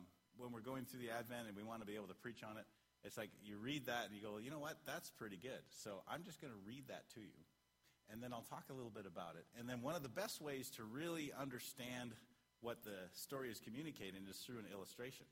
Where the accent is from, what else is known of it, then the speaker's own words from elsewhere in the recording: Canada; I'm Canadian